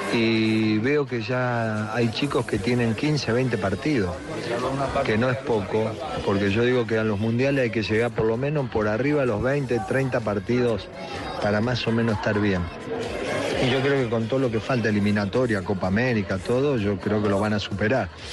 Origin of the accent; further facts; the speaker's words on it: Argentina; somos argentinos